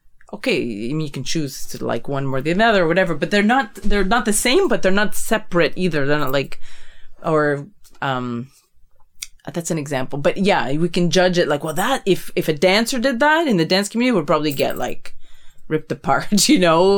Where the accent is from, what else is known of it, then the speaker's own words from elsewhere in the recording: Canada; Okay, me as a Canadian, like, I'm a Canadian, like, North America